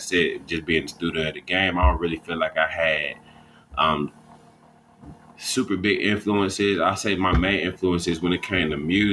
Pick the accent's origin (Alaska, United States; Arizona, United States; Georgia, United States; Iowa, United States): Georgia, United States; Atlanta; I'm from the south side of Atlanta, Georgia. Basically, like Clayton County, we call it Clayco for short.